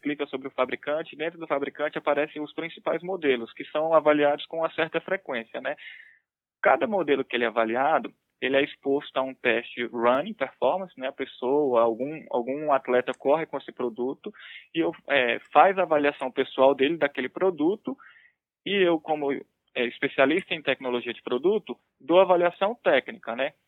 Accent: Brasília, Federal District, Brazil; also born or lived in Pernambuco; Então, sou de Brasília, né? moro aqui há, desde que eu nasci, vamos dizer assim. Sou pernambucano na realidade, mas sou radicado aqui em Brasília. Só nasci lá e vim para cá

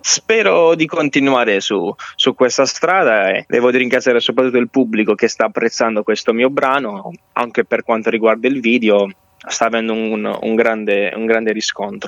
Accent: Bari, Apulia, Italy; now in Andria, Italy; io sono nato a Bari ma vivo con la mia famiglia ad Andrio.

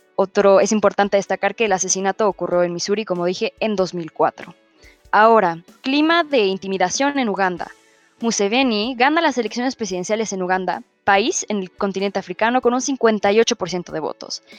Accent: Mexico

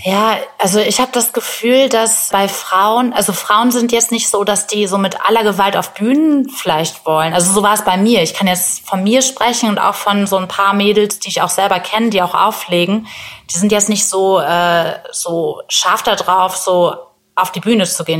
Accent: Bremen, Germany; in meiner Heimatstadt Bremen

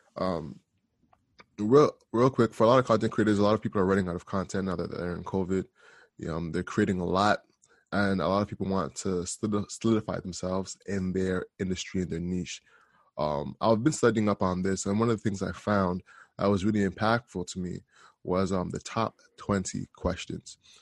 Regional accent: Canada; also born or lived in Jamaica; I'm from Canada, um, through Jamaica

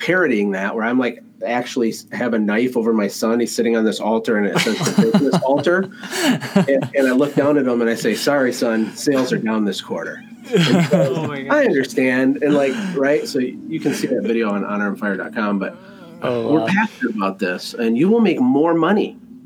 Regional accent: Flint, Michigan, United States; I was born in Flint, Michigan

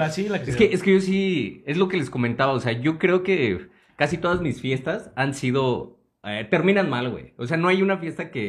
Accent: Mexico; varios valedores, pero los que nos encontramos en Ciudad Azteca, de ahí nos fuimos. Y como siempre, como todo mexicano, pues a ver qué te robas, ¿no?

